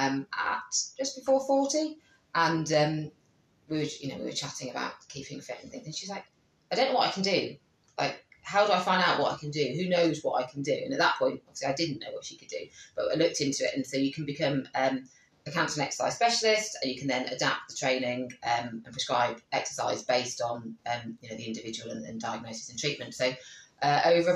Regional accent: Coventry, West Midlands, United Kingdom; I said, oh, Coventry.

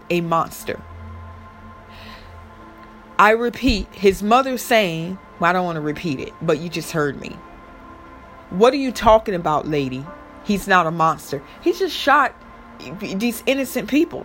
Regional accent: Florida, United States; I'm from Florida

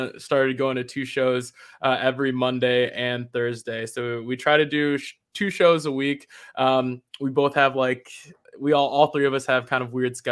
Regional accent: Chicago, Illinois, United States; moved away as an adult; also born or lived in Rockford, Illinois; now in Boston, United States; I went to high school in Chicago

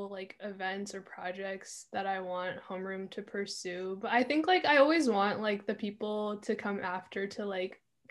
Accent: Eastern Washington, United States; I'm from Eastern Washington

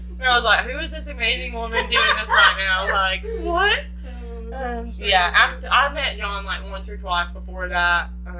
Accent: Cartersville, Georgia, United States; moved away as an adult; now in Jacksonville, United States; Yes, I'm originally from Georgia.

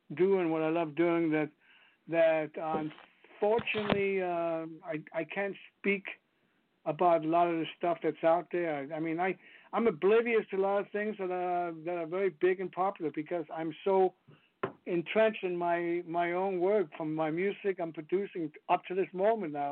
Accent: Copenhagen, Capital Region of Denmark, Denmark; English is a second language; moved away as an adult; now in United States; I grew up in Denmark

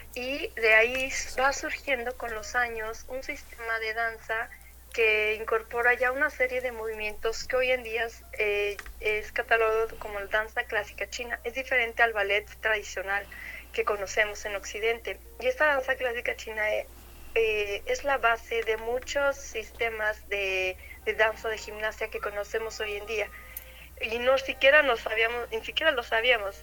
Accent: Mexico; aquí a nuestro país eh, aquí en Monterrey

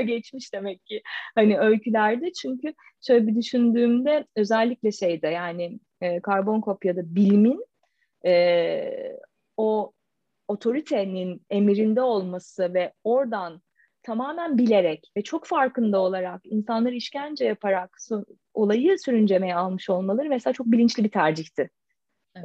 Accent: Adapazarı, Sakarya, Turkey; moved away as an adult; now in Istanbul, Turkey; Yani Adapazarı'yla işte İstanbul arası iki saat. Yani her altının şimdi orada doğdum, büyüdüm. Şimdi de İstanbul'da yaşıyorum.

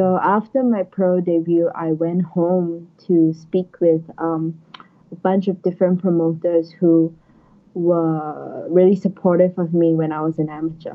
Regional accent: Singapore; moved away; as a Singaporean, like I also hope to go back to get some local support, help the scene in Singapore to grow

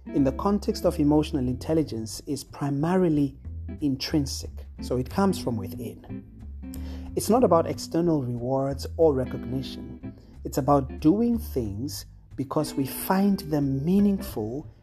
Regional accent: South Africa; South Africa, my home country

